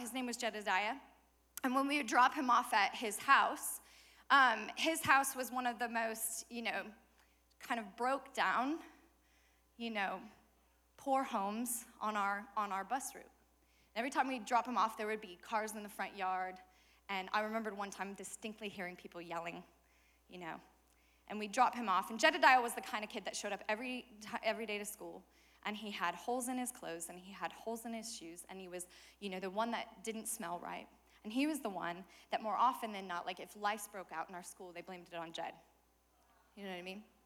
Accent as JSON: {"language": "English", "region": "Colorado", "country": "United States", "said": "I'm from Colorado"}